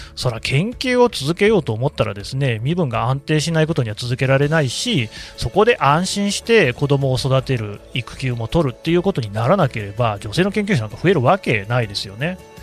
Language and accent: Japanese; Nagoya, Aichi, Japan; 名古屋の出身だもんだね